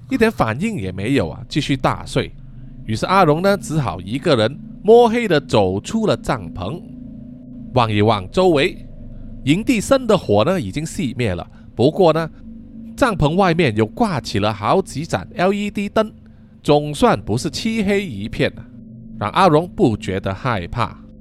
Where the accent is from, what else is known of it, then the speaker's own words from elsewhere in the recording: Malaysia; 我们马来西亚人的俗称叫做非洲鱼